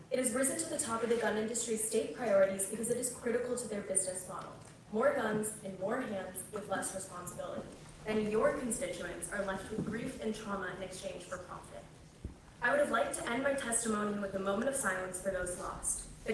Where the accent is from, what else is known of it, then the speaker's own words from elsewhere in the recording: Parkland, Florida, United States; I grew up in Parkland, and I graduated from Marjorie Stoneman Douglas High School.